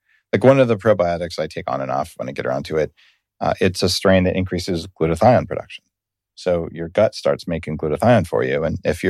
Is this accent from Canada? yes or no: yes; Canada; Yeah, no, I'm a Canadian, so yeah, of course I was forced to comply with all the regulations.